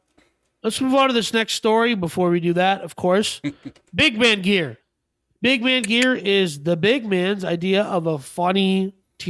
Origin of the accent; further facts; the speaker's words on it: Minnesota, United States; I grew up in Minnesota, so obviously I had snow boots.